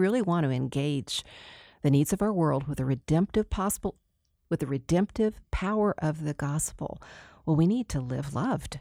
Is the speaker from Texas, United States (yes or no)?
yes; Texas, United States; moved away; also born or lived in Denver; I'm the girl from Texas